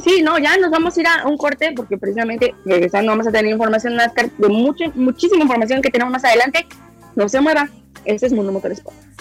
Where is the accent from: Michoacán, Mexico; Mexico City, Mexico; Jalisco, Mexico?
Mexico City, Mexico; moved away; yo soy orgullosamente de la Ciudad de México